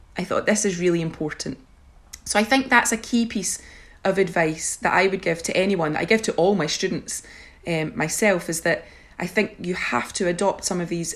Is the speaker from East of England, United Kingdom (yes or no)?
no; Scotland, United Kingdom; my presence as a Scottish, European young woman